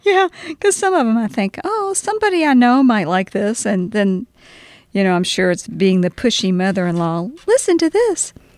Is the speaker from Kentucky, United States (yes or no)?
yes; Louisville, Kentucky, United States; also born or lived in Winchester, Kentucky / Owensboro, Kentucky; then we moved back to Louisville and that's where I we stayed